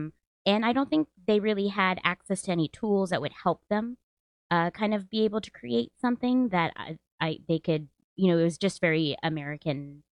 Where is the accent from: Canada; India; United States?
India; South India; because specifically I'm South Indian.